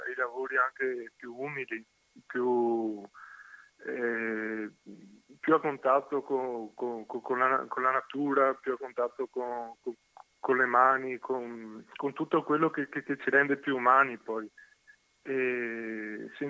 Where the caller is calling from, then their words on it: Venice, Veneto, Italy; Siamo da Venezia